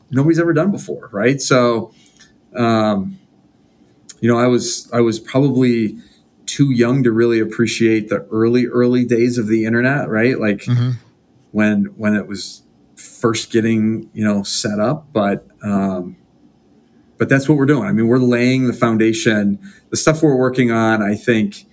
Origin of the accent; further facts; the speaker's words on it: Rochester, New York, United States; I'm from Western New York, so Rochester, New York, which these days seems like a great place to live